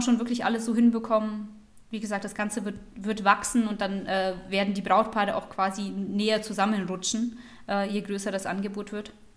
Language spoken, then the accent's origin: German; Germany; bei uns in Deutschland